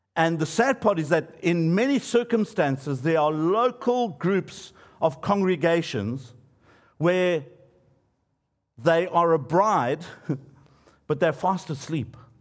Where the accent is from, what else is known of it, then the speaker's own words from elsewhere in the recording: Johannesburg, Gauteng, South Africa; where I grew up in Johannesburg